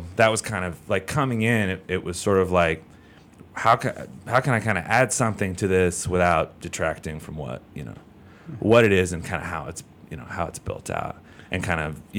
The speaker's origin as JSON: {"language": "English", "town": "Philadelphia", "region": "Pennsylvania", "country": "United States", "said": "So I moved out here from Philly a few years ago."}